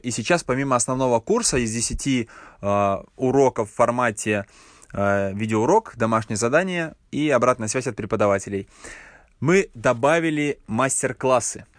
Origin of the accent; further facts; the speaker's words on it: Yoshkar-Ola, Mari El, Russia; сам я родом из Ишкаралы, и в Ишкарале нет никакой индустрии